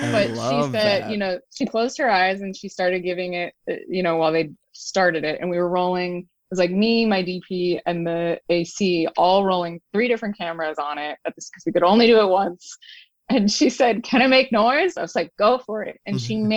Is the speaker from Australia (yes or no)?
no; Woodstock, New York, United States; I grew up in Woodstock, New York